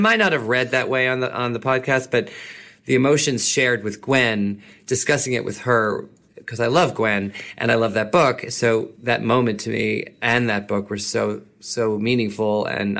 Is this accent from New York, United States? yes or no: yes; New York, United States; I'm also from New York. So it's like I've been here all my life and most of my professional career, almost all of it.